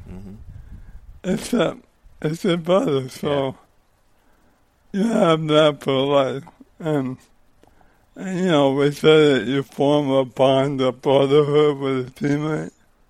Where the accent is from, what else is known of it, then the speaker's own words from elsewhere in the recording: Livonia, Michigan, United States; I grew up in the suburb of Detroit.